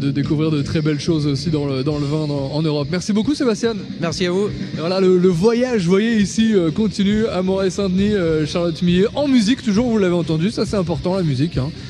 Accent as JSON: {"language": "French", "town": "Concepción", "region": "Biobío", "country": "Chile", "also_born_or_lived": "Dijon", "second_language": "French", "said": "Du Chili, on vient du Concepcion."}